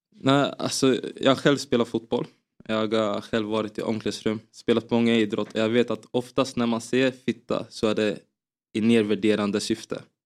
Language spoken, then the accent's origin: Swedish; Finspång, Östergötland, Sweden; Jag spelade i en uh, liten klubb i, FF, i, i Finspång där jag växte upp som hette FFK